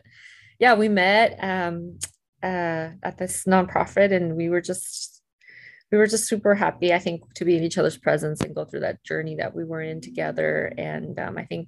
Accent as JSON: {"language": "English", "town": "Tijuana", "region": "Baja California", "country": "Mexico", "tie": "born or raised there", "also_born_or_lived": "Riverside, California / San Diego, California", "moved": "yes", "said": "I grew up in Tijuana, originally from San Diego and Tijuana, Mexico"}